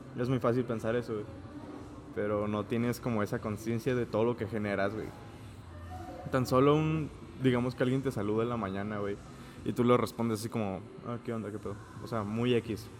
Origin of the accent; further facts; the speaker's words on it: Mexico; los mexicanos somos muy humildes